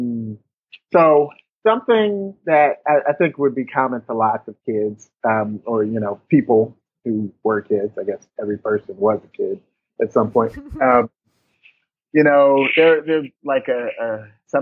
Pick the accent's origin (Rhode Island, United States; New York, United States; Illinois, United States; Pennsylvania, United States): Illinois, United States; Chicago; Born and raised in Chicago, born on the south side of Chicago, south side, always. Lived in the Chicago area for pretty much all my life